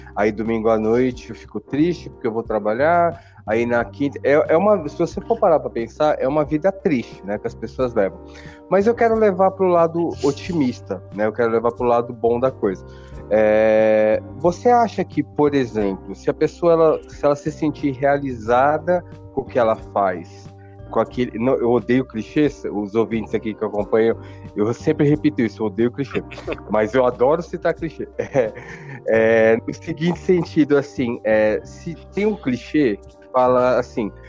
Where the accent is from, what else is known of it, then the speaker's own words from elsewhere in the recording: Brazil; eu que sou brasileiro, nós que somos brasileiros, a gente vive aqui no Brasil